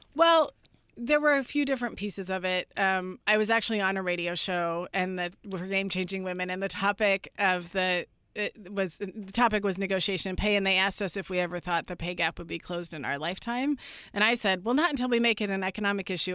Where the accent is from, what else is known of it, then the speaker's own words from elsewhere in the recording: Northern California, United States; I grew up in Northern California.